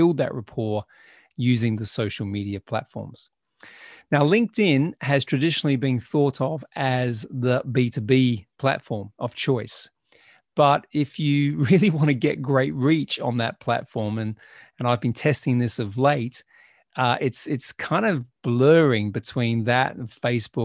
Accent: Australia; now in United Kingdom; I grew up in Australia

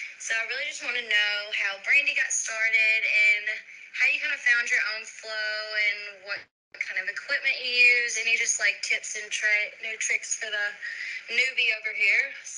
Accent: Texarkana, Texas, United States; moved away as an adult; also born or lived in New Zealand; I'm originally from Texarkana, Texas. I just moved back to the area from New Zealand.

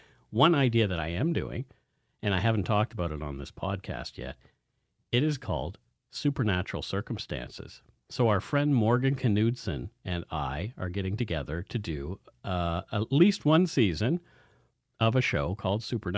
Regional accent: Bridgewater, Nova Scotia, Canada; The one from my hometown, Bridgewater

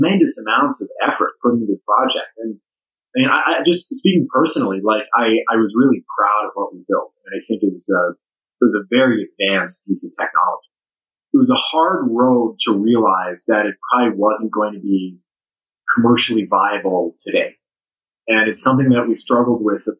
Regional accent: Las Vegas, Nevada, United States; the October 1 shooting also happened in Las Vegas, which was my hometown

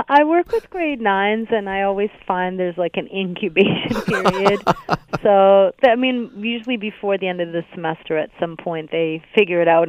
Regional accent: Hamilton, Ontario, Canada; I'm from Hamilton

